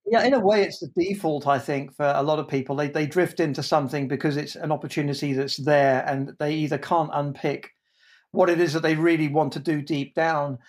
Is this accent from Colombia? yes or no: no; Jersey; I was born in Jersey, in the Channel Islands. That's not New Jersey.